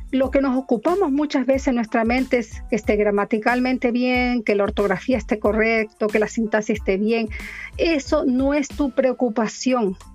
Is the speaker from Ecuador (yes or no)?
yes; Ecuador; accent: Chilean; now in Chile; Yo ya soy chilena más que ecuatoriana, pero mi corazón siempre, siempre va a estar en Ecuador, aunque, aunque digan lo que digan. Ya son 30 años con él, entonces imagínate, ya se me pegó hasta el acento chileno.